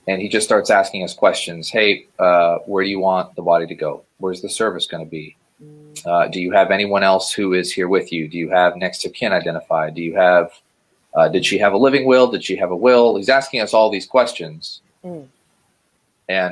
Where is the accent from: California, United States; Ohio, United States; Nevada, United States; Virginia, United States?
Ohio, United States; I was born in Ohio and spent the first 14 years of my life more or less living normally